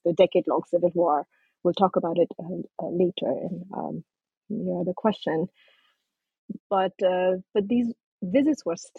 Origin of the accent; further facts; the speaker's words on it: Kentucky, United States; also born or lived in Nepal; As you know, I was born in Nepal. And my family came to the U.S. when I was 13. We settled in Kentucky. So yes, growing up in a small, tight-knit Nepali migrant community in Kentucky